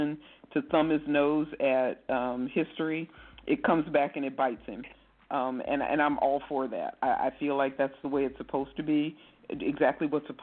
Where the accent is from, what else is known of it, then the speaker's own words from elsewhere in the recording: Midwest, United States; I'm from the Midwest, too